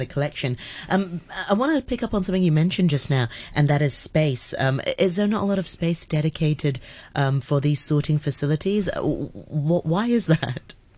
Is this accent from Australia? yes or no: no; Hong Kong; I grew up in Hong Kong sort of the eighties and the nineties